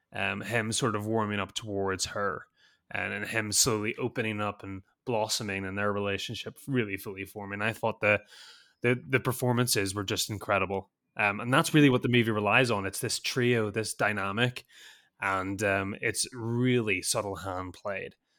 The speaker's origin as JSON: {"language": "English", "region": "Northern Ireland", "country": "United Kingdom", "moved": "yes", "said": "I'm not from Southern Ireland, I'm from Northern Ireland"}